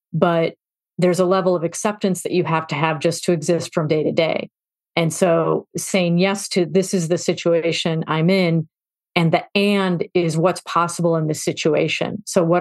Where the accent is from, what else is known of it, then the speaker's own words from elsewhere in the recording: Chicago, Illinois, United States; I grew up in Chicago